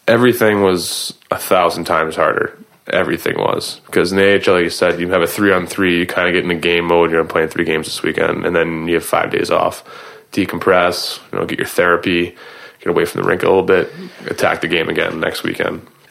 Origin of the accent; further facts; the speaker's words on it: Boston, Massachusetts, United States; I grew up in Boston